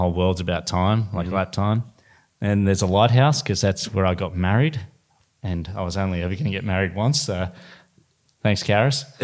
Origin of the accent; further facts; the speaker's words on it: Sydney, New South Wales, Australia; I'm from West Sydney